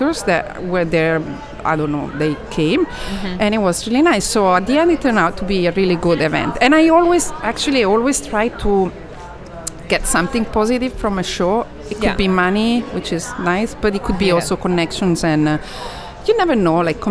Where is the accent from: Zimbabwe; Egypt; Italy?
Italy; moved away as an adult; also born or lived in Switzerland / California; now in United States; I grew up in Italy